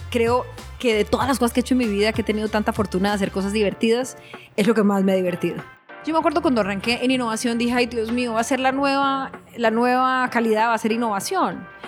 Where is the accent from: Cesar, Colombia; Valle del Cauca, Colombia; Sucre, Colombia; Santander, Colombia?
Valle del Cauca, Colombia; Cali; born there; hace 45 años nací en Cali, Colombia, de un eh, maestro y una secretaria